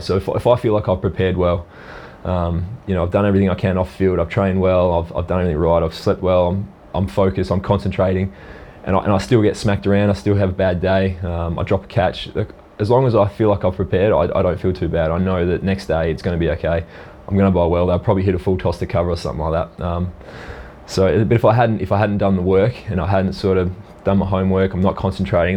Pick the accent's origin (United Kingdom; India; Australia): Australia; Port Hedland, Western Australia; also born or lived in Perth; spent most of my time growing up in the uh, the dust bowls up there